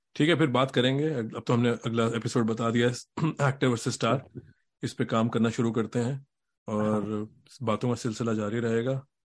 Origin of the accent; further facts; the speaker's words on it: Delhi, India; हम सब दिल्ली से हैं